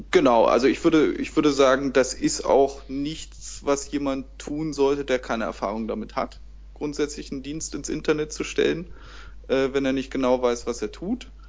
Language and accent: German; Berlin, Germany; bin aus Berlin in Deutschland